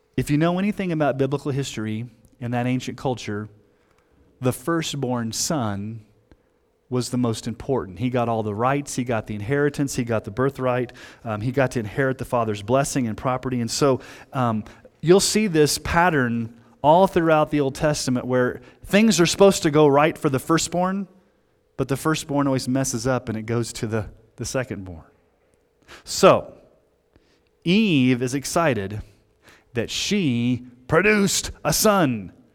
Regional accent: Texas, United States; I grew up in Texas in the seventies and, and, a, and eighties

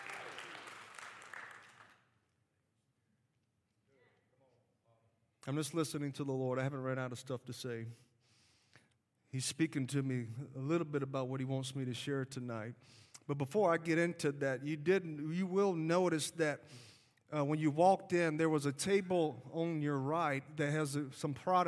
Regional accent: Alabama, United States; accent: Southern; You could tell by my accent, I am from the South. I am from Alabama

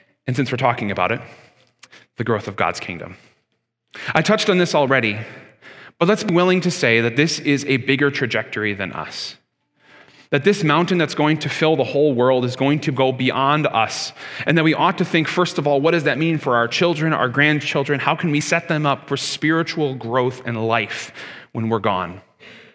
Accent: Canada; I'm a Canadian just as much as you

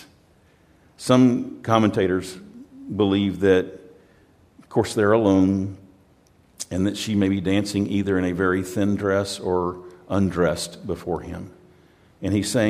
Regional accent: United States; I'm from America

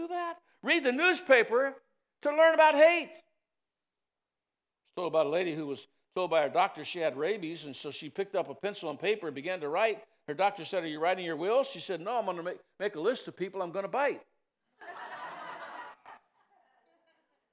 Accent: East Chicago Heights, Illinois, United States; moved away; I grew up in East Chicago Heights for a while.

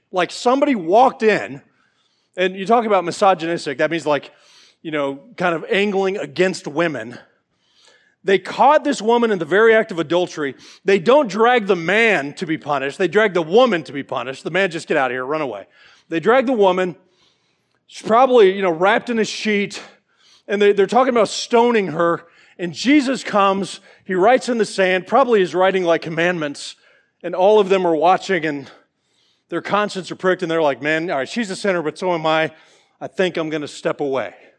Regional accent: Georgia, United States; I'm from Georgia

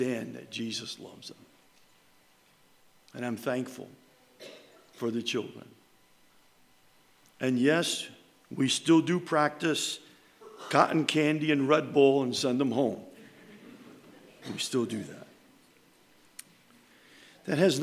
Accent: New York, United States; moved away; we're from New York. And up there, it's grandma and grandpa. It's not this meemaw, pawpaw, and all this other stuff.

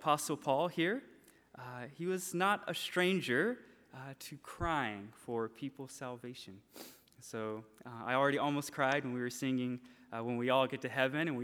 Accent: Franklin, Georgia, United States; moved away as an adult; also born or lived in LaGrange, Georgia; now in Japan; I'm from Franklin. I was born in LaGrange

